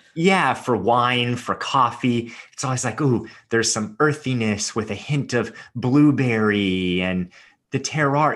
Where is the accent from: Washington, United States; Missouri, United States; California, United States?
California, United States; Los Angeles; growing up in Hollywood the way that I did